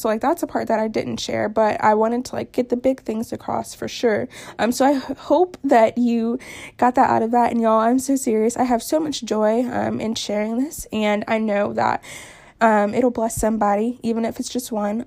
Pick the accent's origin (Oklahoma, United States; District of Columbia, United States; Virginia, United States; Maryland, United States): Virginia, United States; Newport News; moved away as an adult; also born or lived in Florida; I grew up in Newport News, Virginia for the most part. I lived in Florida for two years when I was younger, but like, I grew up in Newport News